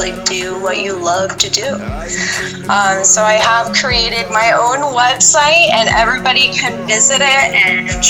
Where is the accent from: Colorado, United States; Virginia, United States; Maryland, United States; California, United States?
Colorado, United States; Denver; I was born and raised here in Denver, Colorado.